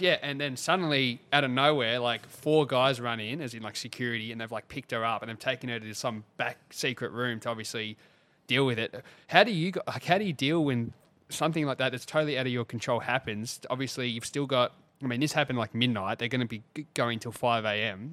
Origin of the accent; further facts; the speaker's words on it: Mornington, Victoria, Australia; We grew up in Mornington